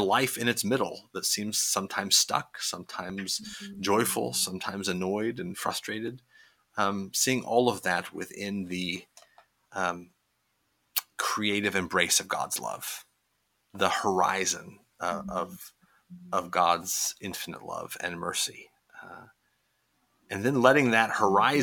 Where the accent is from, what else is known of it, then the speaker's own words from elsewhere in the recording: Midwest, United States; moved away as an adult; also born or lived in Indiana; now in Pittsburgh, United States; I grew up in the Midwest